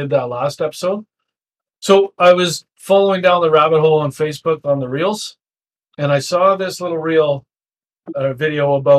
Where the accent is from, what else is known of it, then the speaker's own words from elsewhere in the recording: Abbotsford, British Columbia, Canada; growing up in Abbotsford